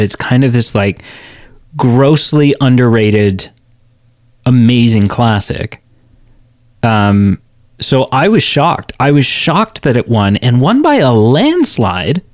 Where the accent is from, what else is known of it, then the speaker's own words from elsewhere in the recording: Canada; a two-year-old Canadian in nineteen ninety-four